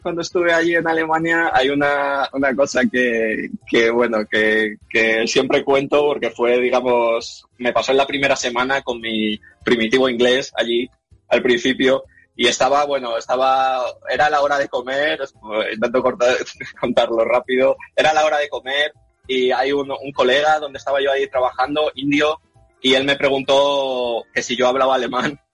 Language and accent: Spanish; Madrid, Community of Madrid, Spain; moved away as an adult; also born or lived in Germany; now in San Jose, United States; yo soy de Carabanchel, de, Madrid.